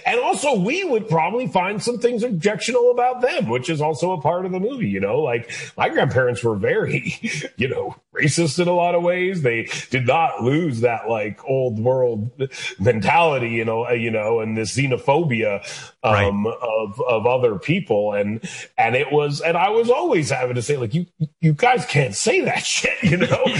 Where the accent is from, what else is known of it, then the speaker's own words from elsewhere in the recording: Canada; moved away as an adult; now in United States; I'm a Canadian person who left Canada to produce American content.